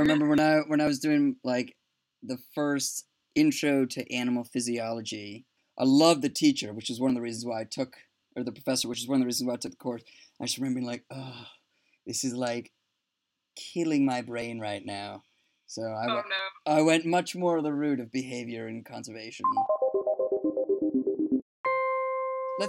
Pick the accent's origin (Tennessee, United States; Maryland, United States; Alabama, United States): Maryland, United States; now in England, United Kingdom; I'm also from Maryland.